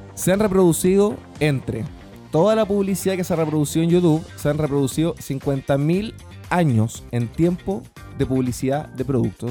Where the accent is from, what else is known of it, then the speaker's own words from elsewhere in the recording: Chile; yo soy de Chile